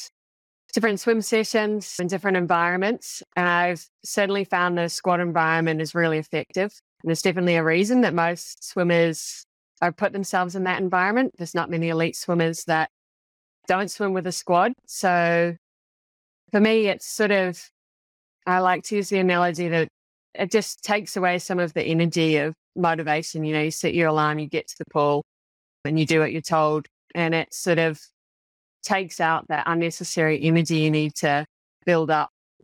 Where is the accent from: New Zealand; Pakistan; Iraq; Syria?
New Zealand; Actually, I grew up in New Zealand, where swimming is not quite to the same caliber of the Aussie kids